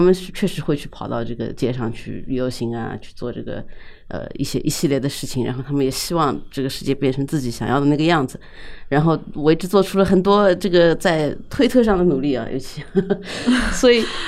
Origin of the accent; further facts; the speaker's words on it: China; 我们在这样的一个社会里长大，在尤嗯哼。其在中国这样一个社会里长大